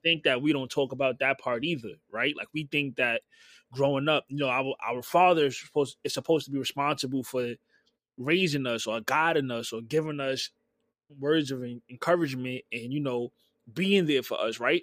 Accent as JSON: {"language": "English", "town": "New York City", "region": "New York", "country": "United States", "tie": "born or raised there", "also_born_or_lived": "Bronx / Brooklyn / Queens", "said": "growing up, I'm from Harlem"}